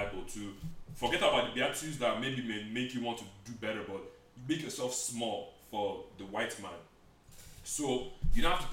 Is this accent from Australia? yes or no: no; Nigeria; most of us are Nigerian